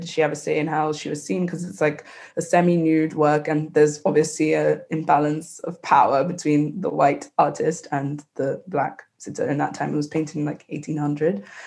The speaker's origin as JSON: {"language": "English", "country": "Nigeria", "tie": "born or raised there", "said": "growing up in West Africa"}